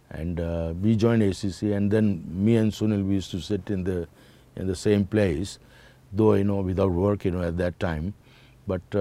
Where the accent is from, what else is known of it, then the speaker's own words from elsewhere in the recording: Rajkot, Gujarat, India; English is a second language; now in Mumbai, India; Saurashtra to Mumbai. That you know gave me so much of you know advantage and confidence because when I came from Rajkot, I didn't know a word of you know Hindi.